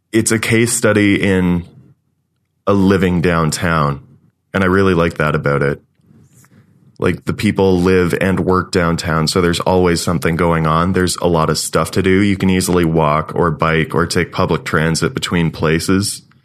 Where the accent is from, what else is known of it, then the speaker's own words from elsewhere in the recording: Eastern Ontario, Canada; moved away as an adult; also born or lived in London, Ontario; now in Calgary, Canada; I grew up in Eastern Ontario, went to school in Eastern Ontario, and then moved out west to Calgary.